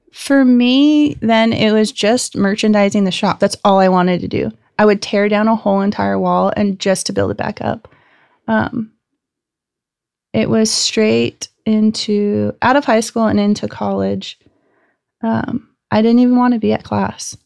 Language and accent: English; Gilbert, Arizona, United States; I grew up in Gilbert, Arizona. I'm the fifth generation to be born and raised in Arizona.